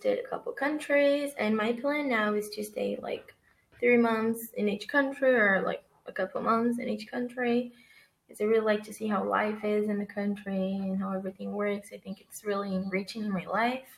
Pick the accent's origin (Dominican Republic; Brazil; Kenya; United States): Brazil; moved away as an adult; I'm from Brazil